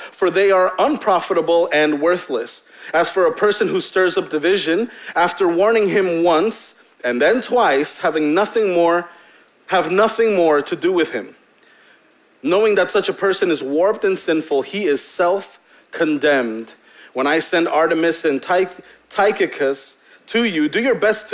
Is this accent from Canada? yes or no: no; Hempstead, United States; growing up in Hempstead